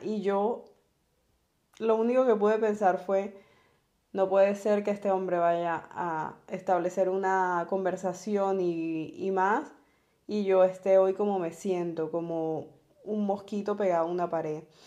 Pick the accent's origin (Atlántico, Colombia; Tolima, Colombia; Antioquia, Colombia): Atlántico, Colombia; Barranquilla